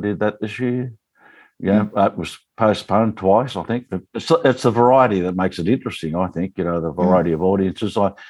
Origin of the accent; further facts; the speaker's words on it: Quambatook, Victoria, Australia; I lived in Quambatook, which is a little town below, about 36 miles at the time. I don't know how many k's that is, below the Murray River, below Swan Hill, Quambatook.